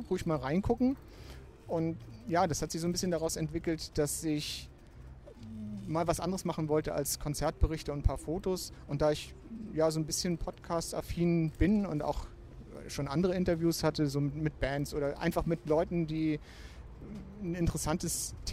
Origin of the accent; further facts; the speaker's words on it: Kiel, Schleswig-Holstein, Germany; moved away as an adult; Ja, ich bin in Kiel geboren, aufgewachsen, über 30 Jahre lang hier gelebt und viele Kieler Wochen mitgemacht und bin jetzt ungefähr vor, ja, vor sieben Jahren beruflich nach Baden-Württemberg gezogen, ins Exil.